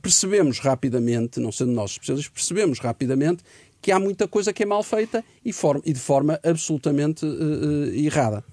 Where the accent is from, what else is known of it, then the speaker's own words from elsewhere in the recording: Portugal; nós portugueses